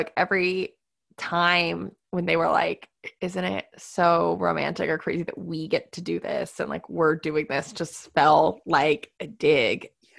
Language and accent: English; Midwest, United States; we're both from the Midwest